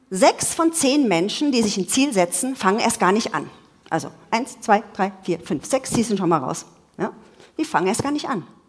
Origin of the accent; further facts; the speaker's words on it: Munich, Bavaria, Germany; ich komme ja aus München